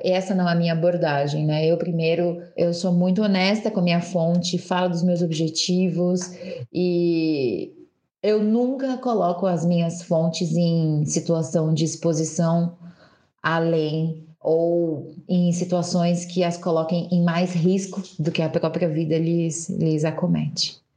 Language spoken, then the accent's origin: Portuguese; São Paulo, Brazil; nasci em São Paulo, mas quando a gente. Nasci na periferia de São Paulo, né?